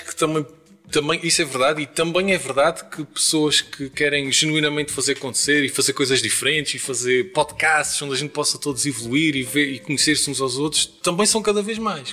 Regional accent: Terceira, Azores, Portugal; na minha terra

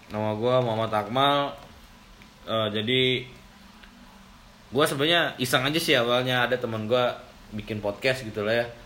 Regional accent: Bandung, West Java, Indonesia; also born or lived in Jakarta; gua gua tuh sebenarnya asli Bandung sih tapi

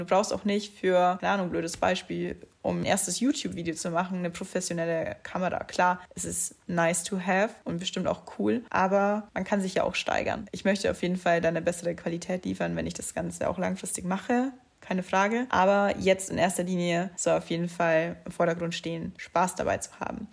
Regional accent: near Munich, Bavaria, Germany; accent: dialect; ich bin in der Nähe von München geboren, wie man es vielleicht auch teilweise bei gewissen Wörtern hört, spreche ich eigentlich Dialekt.

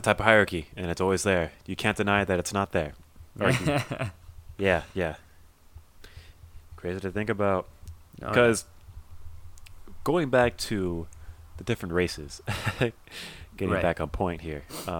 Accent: California, United States; Even back where I grew up in near Orange County.

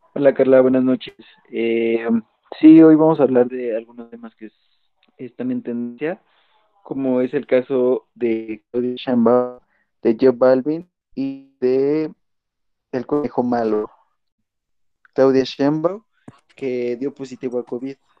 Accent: Mexico; seguir siendo los buenos mexicanos que, que hemos sido

